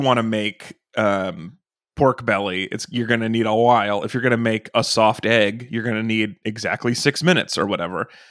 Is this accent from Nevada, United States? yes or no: yes; Nevada, United States; growing up in Nevada